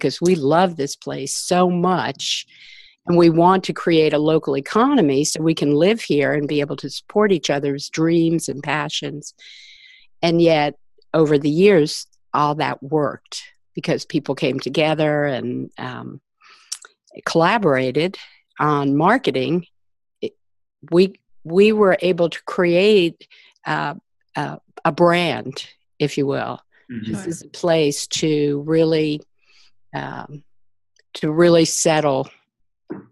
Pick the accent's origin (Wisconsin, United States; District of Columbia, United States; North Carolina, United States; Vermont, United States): District of Columbia, United States; Washington; I grew up in Washington, D.C.